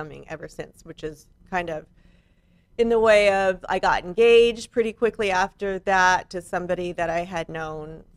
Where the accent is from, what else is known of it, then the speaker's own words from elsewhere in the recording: San Diego, California, United States; also born or lived in Malibu; I was born in San Diego.